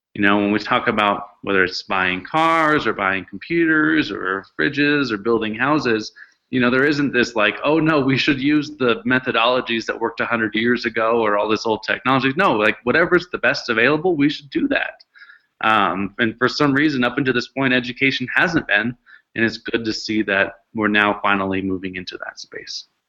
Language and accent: English; Seattle, Washington, United States; I grew up in Seattle